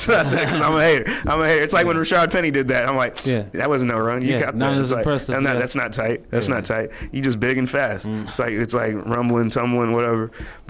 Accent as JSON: {"language": "English", "region": "the South", "country": "United States", "said": "I'm from the South."}